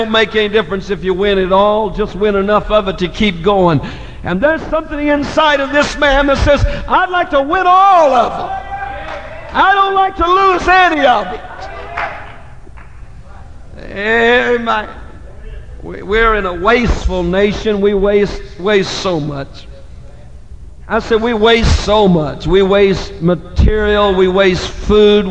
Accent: Indiana, United States; moved away; my senior class will be meeting in my hometown in Indiana to celebrate their 20th anniversary of graduation

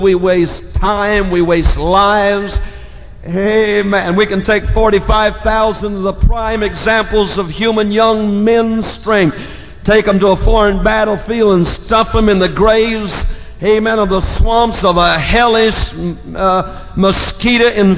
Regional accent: Indiana, United States; moved away; my senior class will be meeting in my hometown in Indiana to celebrate their 20th anniversary of graduation

